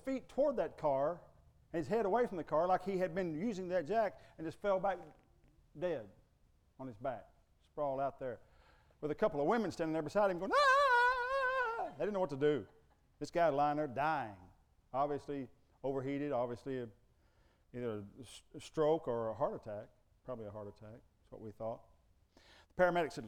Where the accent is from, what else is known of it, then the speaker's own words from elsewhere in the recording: United States; I'm an American